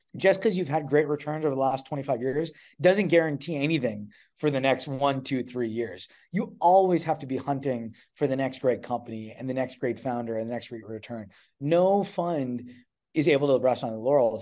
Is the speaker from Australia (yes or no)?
no; Edmonton, Alberta, Canada; moved away as an adult; also born or lived in Ontario; I'm from Canada originally, uh, grew up in, in Edmonton, Alberta